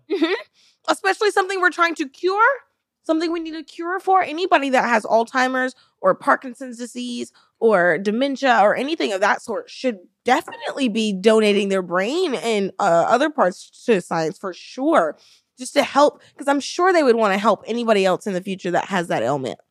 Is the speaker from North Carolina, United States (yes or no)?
no; Alabama, United States; moved away as an adult; also born or lived in San Diego, California; now in Florida, United States; we grew up in Alabama, Um, we moved to California together when we were both around twenty, twenty-one